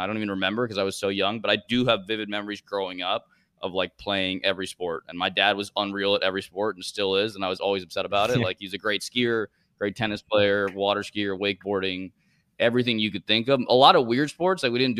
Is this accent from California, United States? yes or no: no; Florida, United States; also born or lived in Bogota, Colombia; So I was born in Colombia, in Bogota. I didn't live there very long. My dad traveled a lot with work, so we moved around a lot. And I ended up living in Florida when I was probably 3 or 4 years old